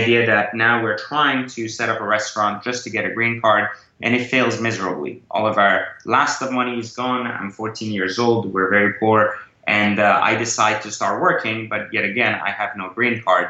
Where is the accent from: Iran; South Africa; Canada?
Iran; born there; moved away; also born or lived in France; I was born in Iran and actually migrated to France as a result of the revolution.